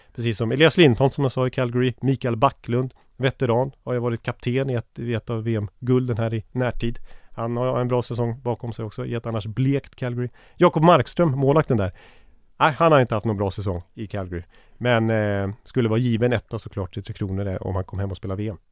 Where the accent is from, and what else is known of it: Sweden